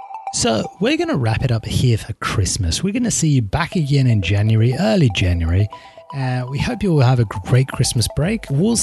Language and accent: English; England, United Kingdom; accent: English; now in Australia; Like, I've lost my English accent, hey. Where it's like a question, but also like a statement. It's weird. And my voice sounds a little less posh than it used to. And it was already less posh when I moved to Australia.